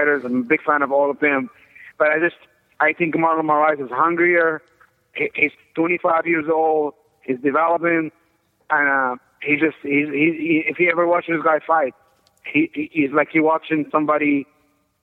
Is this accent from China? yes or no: no; Egypt; moved away as an adult; also born or lived in Colorado Springs, Colorado; I'm originally from Egypt